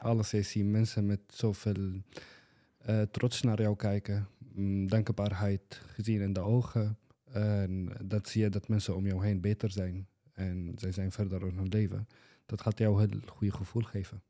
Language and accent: Dutch; Syria; Dutch is a second language; moved away as an adult; now in Boxmeer, Netherlands; ik kom uit Syrië, zelf origineel. En nu woon ik in Boksmeer, Brabant.